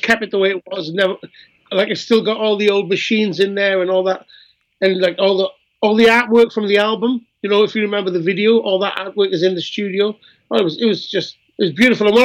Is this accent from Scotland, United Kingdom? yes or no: no; Wales, United Kingdom; I'm Welsh as well